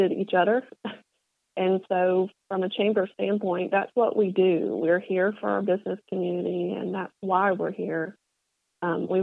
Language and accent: English; Oconee County, Georgia, United States; moved away as an adult; also born or lived in Metro Atlanta; I'm originally from Oconee, so this is coming back home for me